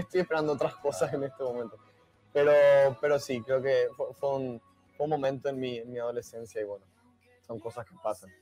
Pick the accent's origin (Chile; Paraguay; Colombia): Paraguay; Paraguay, en mi país